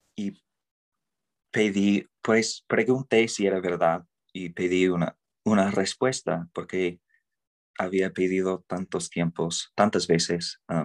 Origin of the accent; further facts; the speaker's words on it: Idaho, United States; Spanish is a second language; crecía en el desierto ahí en Idaho